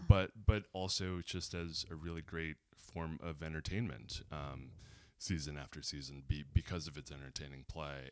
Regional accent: Los Angeles, California, United States; growing up in Los Angeles, being adjacent to Hollywood

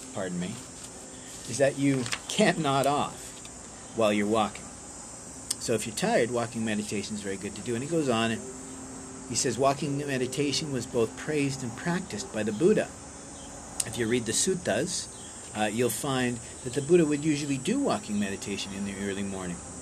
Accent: Canada; being Canadian

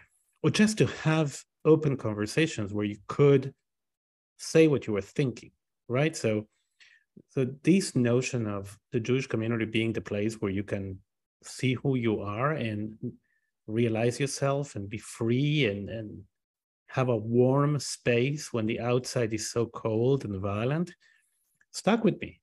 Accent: Buenos Aires, Argentina; also born or lived in Israel; name the streets of Haifa before I could name the streets of Buenos Aires.

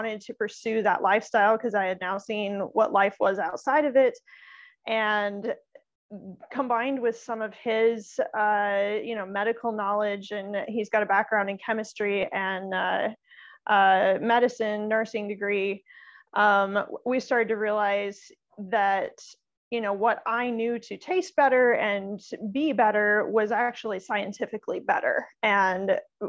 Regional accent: Midwest, United States; I actually grew up in the Midwest

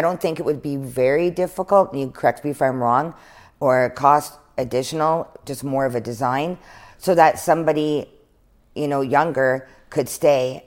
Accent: Prince George, British Columbia, Canada; growing up in Prince George

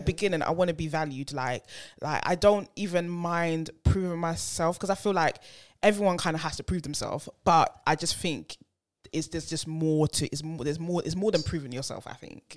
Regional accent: United Kingdom; We're British

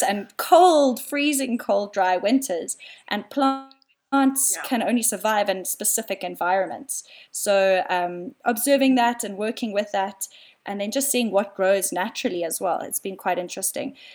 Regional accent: Cape Town, Western Cape, South Africa; moved away as an adult; now in Johannesburg, South Africa; I live up in Joburg. I'm originally from Cape Town. I moved up here about four years ago.

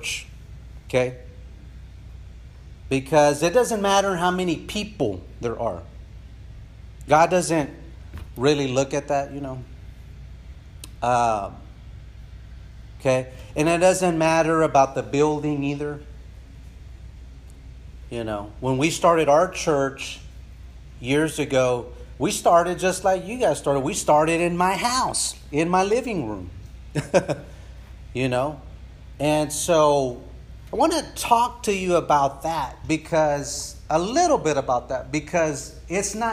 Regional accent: San Angelo, Texas, United States; now in San Antonio, United States; from a small town, it's not that small, town in West Texas called San Angelo, Texas

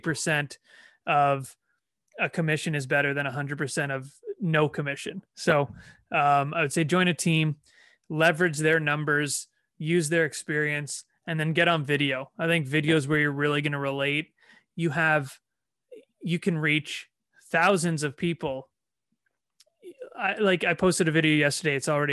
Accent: Toronto, Ontario, Canada; that was kind of my way to say, hey, I'm from Toronto.

